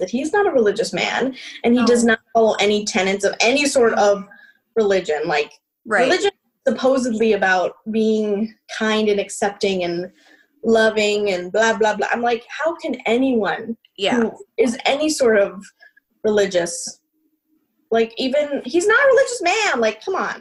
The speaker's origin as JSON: {"language": "English", "region": "Missouri", "country": "United States", "tie": "born or raised there", "moved": "as an adult", "lives_now": "Los Angeles, United States", "said": "I grew up in Missouri"}